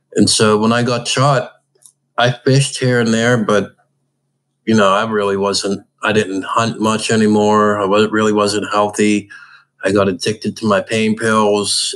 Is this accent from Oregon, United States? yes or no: no; Pittsburgh, Pennsylvania, United States; I grew up in Pittsburgh and I grew up fishing with my dad all the time